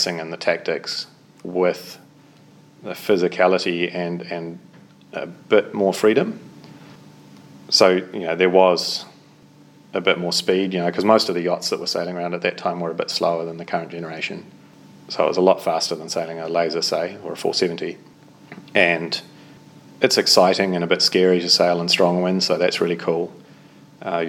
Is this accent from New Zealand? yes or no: yes; Auckland, New Zealand; I grew up in Devonport in Auckland